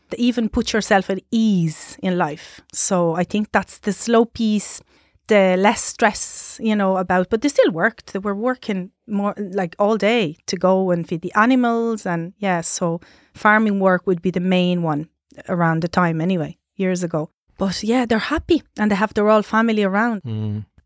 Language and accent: English; Sardinia, Italy; English is a second language; So we had our Christmas